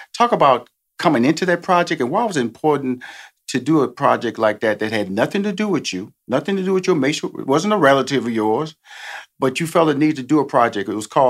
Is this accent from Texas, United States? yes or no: yes; Houston, Texas, United States; and I'm from Houston, Texas, born a native of Texas, okay?